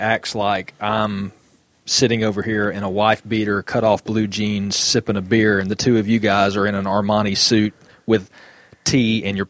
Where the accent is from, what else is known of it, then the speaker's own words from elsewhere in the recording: the South, United States; accent: southern; my southern accent's going to be here all night.